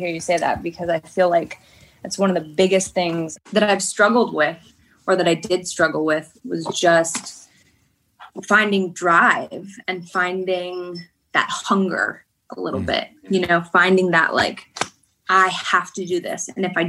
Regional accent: Kentucky, United States; born there; also born or lived in Idaho; I was born in Kentucky. Like, does that kind of make me a Southern woman?

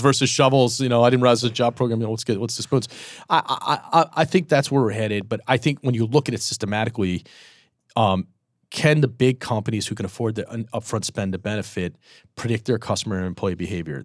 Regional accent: Boston, Massachusetts, United States; moved away; also born or lived in Michigan; I'm from Boston, but I went to Michigan

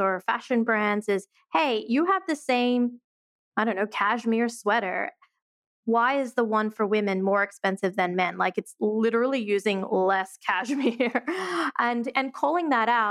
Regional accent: Australia; moved away as an adult; also born or lived in Sydney, Australia / Portland, Oregon, United States; now in New York, United States; I'm originally from Australia.

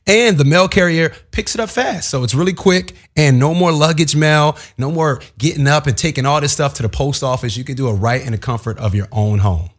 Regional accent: East Coast, United States; moved away; also born or lived in Philadelphia; I'm from the East Coast

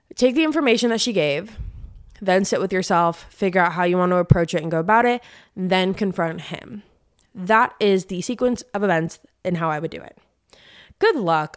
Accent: San Diego, California, United States; moved away as an adult; now in Nashville, United States; I'm from San Diego, and I lived there for, like, the past fifteen years before I moved to Nashville about a year and a half ago

